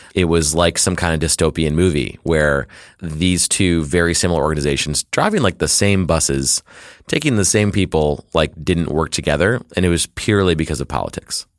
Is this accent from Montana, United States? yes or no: no; Detroit, Michigan, United States; I was born and raised in Detroit, Michigan, and, uh, I still live there